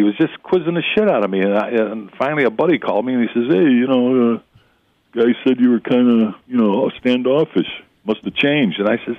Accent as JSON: {"language": "English", "town": "Chicago", "region": "Illinois", "country": "United States", "tie": "born or raised there", "said": "Chicago Vocational on the south side of Chicago."}